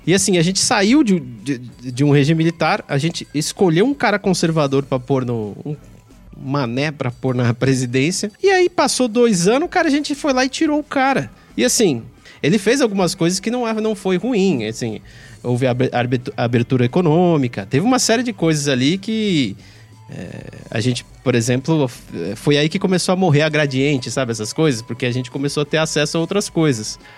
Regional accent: Brazil; a gente, enquanto brasileiro, e eu tô me incluindo aqui

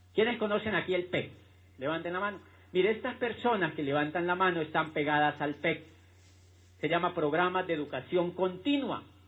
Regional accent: Neiva, Huila, Colombia; moved away as an adult; also born or lived in Popayán; yo soy de Neiva y cuando yo tenía la edad de entrar a la universidad

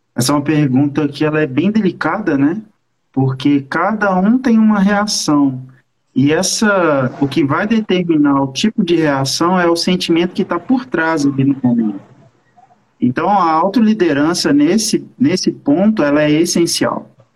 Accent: Belo Horizonte, Minas Gerais, Brazil; sou de BH mesmo.

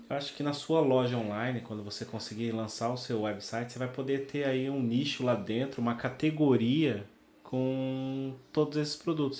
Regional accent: Brazil; accent: Brazilian; moved away as an adult; now in Portugal; eu falava com, com a minha mãe no Brasil quando eu mudei para cá

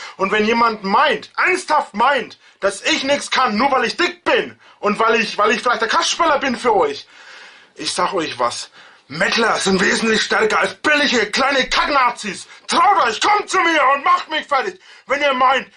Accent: near Nuremberg, Franconia, Bavaria, Germany; ich bin auch Franke, bin auch Bayer ein Bayer

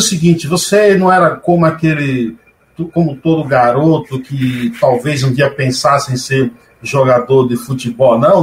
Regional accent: Paiaiá, Bahia, Brazil; moved away as an adult; also born or lived in São Paulo; um cidadão paiaiense que veio lá do mato, até os meus 21 anos de idade, eu não tive luz elétrica

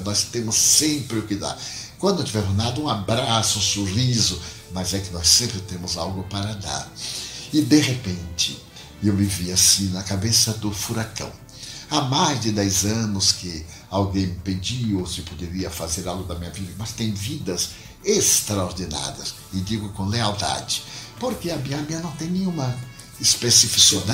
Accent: Feira de Santana, Bahia, Brazil; moved away as an adult; Nunca aspirei sair da minha cidade natal. Feira de Santana. Saí de Feira de Santana para tentar a vida como todo jovem sonhador

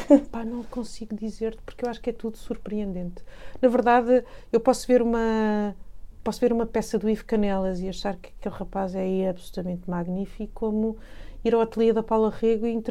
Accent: Paris, Île-de-France, France; born there; eu nasci em Paris, os meus pais são portugueses, eu nasci em Paris

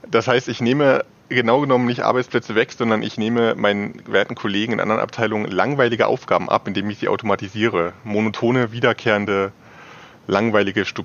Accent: Saxony, Germany; now in Leipzig, Germany; Ähm, aufgewachsen bin ich nicht in Leipzig. Ich komme aus dem alleröstlichsten Zipfel von Sachsen. Also, wenn ich aus meinem äh, alten Zimmerfenster geschaut habe, habe ich die polnische Grenze gesehen.

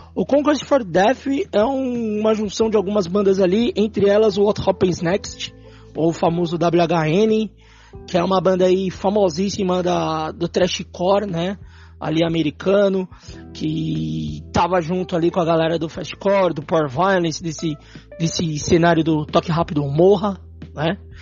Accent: São Paulo, Brazil; Nós que somos da Zona Norte.

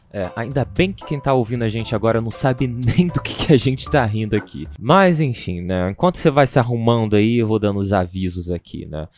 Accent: Rio de Janeiro, Brazil; now in Salvador, Brazil; Eu sou carioca

